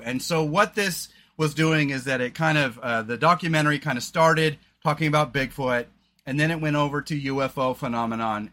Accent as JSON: {"language": "English", "region": "Oregon", "country": "United States", "said": "we're from Oregon"}